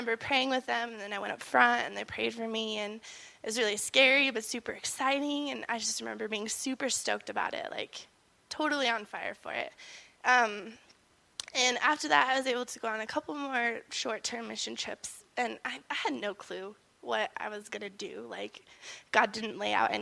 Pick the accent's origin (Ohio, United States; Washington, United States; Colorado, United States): Colorado, United States; Gunnison; I grew up here in Gunnison. I went to high school here